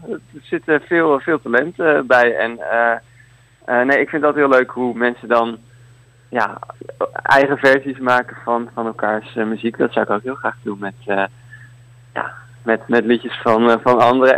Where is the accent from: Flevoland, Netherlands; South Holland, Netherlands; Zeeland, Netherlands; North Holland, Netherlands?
South Holland, Netherlands; Leiden; now in Utrecht, Netherlands; Ik kom uit Leiden, maar ik woon nu in, in Utrecht